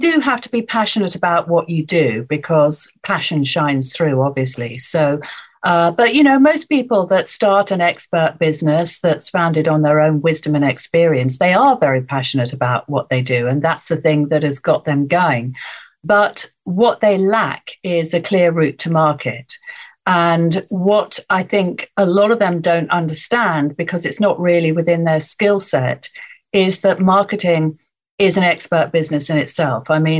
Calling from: Rickmansworth, East of England, United Kingdom; So I'm in Rickmansworth, which is more or less on the M25 Northwest London. So it's South Hertfordshire, just outside London.

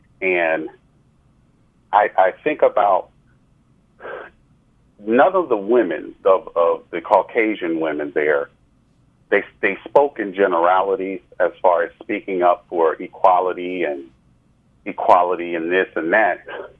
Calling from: New Jersey, United States; I'm calling from New Jersey.

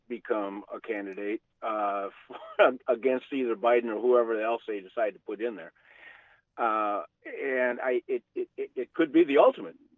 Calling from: Marshfield, Wisconsin, United States; I'm calling you from Marshfield.

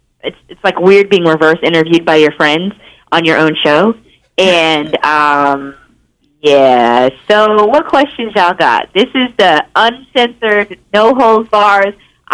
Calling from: Los Angeles, California, United States; It is … time yet again, and I am calling in from Los Angeles.

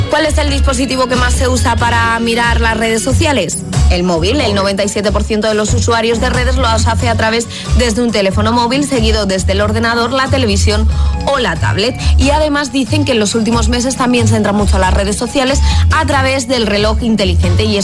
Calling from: Madrid, Community of Madrid, Spain; de Madrid.

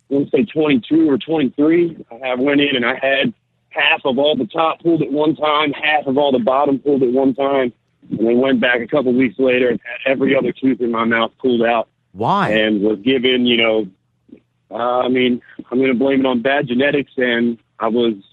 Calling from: Bayonne, New Jersey, United States; Uh, I'm in Jersey, man. I'm on top of the warehouse in Bayonne right now.

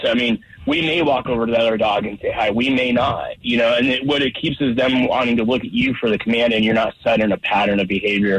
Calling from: Colorado Springs, Colorado, United States; Down in Colorado Springs today

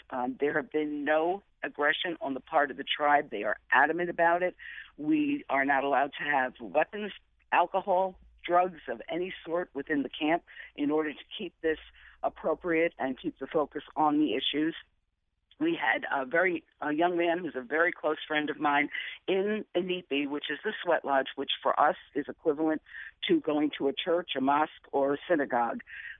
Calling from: Cheyenne River, South Dakota, United States; I'm calling from Cheyenne River, where I serve continuously, although I am a Connecticut resident. I live in Glastonbury.

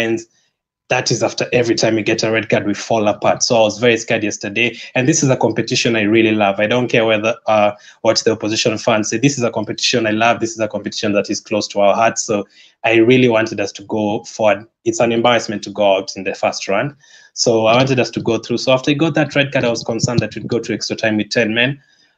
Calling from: Kenya; I'm joining you from Kenya.

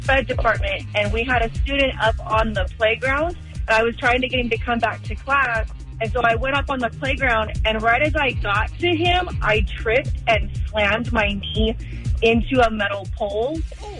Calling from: Hemet, California, United States; I'm … from Hemet.

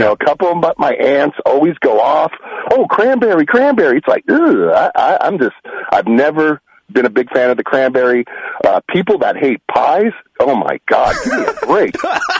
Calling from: Fremont, United States; Hey, this is … from Fremont.

